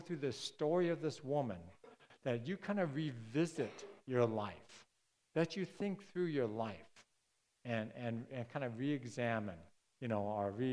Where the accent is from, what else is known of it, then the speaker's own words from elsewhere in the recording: Chicago, Illinois, United States; I was born at midnight in the Cook County Hospital in Chicago.